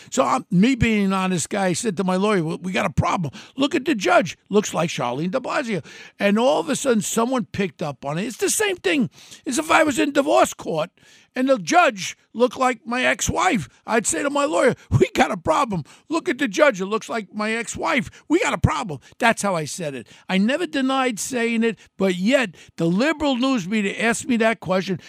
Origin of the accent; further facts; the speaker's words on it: New York City, New York, United States; Growing up in Ozone Park, where the father was born in Germany